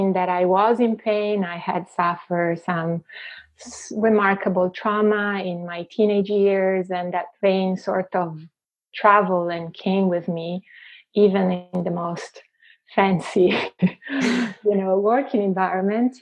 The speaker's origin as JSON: {"language": "English", "town": "Venice", "region": "Veneto", "country": "Italy", "tie": "born or raised there", "accent": "Italian", "second_language": "English", "moved": "as an adult", "lives_now": "Vancouver, Canada", "said": "I was born and raised in Venice"}